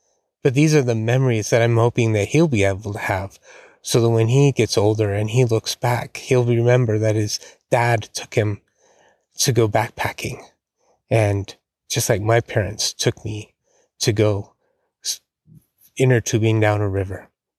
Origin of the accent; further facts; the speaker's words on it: Rocky Mountains, United States; I grew up near the Rocky Mountains, right at the foothills of the Rocky Mountains.